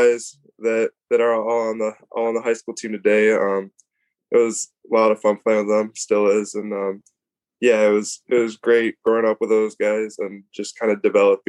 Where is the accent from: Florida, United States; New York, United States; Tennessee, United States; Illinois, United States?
Illinois, United States; Glen Ellyn; No, it was awesome. Obviously, Glen Ellen usually is it's